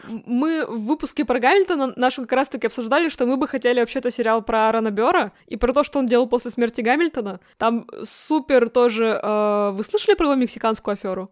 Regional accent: the Urals, Russia; Я росла на Урале

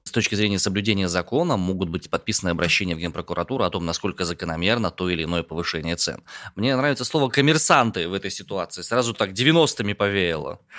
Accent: Omsk, Omsk Oblast, Russia; родом я из Омска

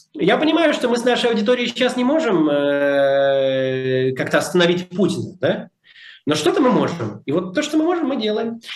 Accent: Moscow, Russia; moved away; я всегда говорю, что я из Москвы

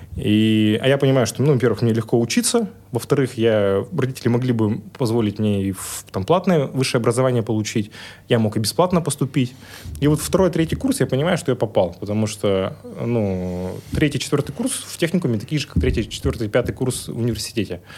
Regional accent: Yekaterinburg, Sverdlovsk Oblast, Russia; я классический пацан из Екатеринбурга

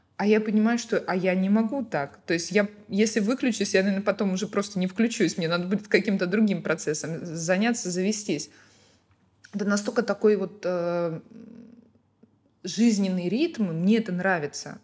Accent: Ukraine; moved away as an adult; now in Baku, Azerbaijan

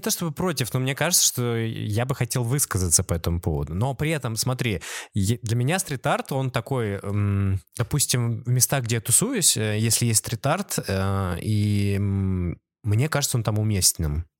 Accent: Saint Petersburg, Russia; мы из Петербурга

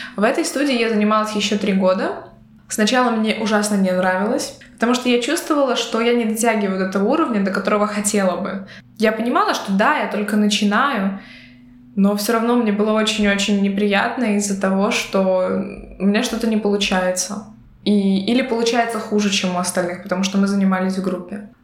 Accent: Belarus; now in Latvia; я из Беларуси, но я говорила по-латышски. На тот момент, э, проживая в Латвии, уже на протяжении двух лет

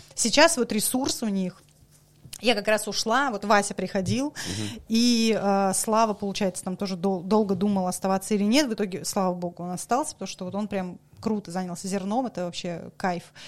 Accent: Saint Petersburg, Russia; moved away as an adult; also born or lived in Kaliningrad / Moscow / Dagestan; Я вообще петербурженка, э, вообще вот максимальная, насколько это возможно

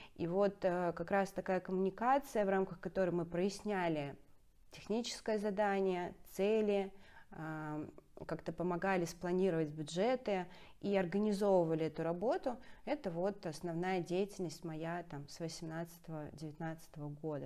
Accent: Saint Petersburg, Russia; петербурженка, это очень важная часть моего, моей самоидентификации

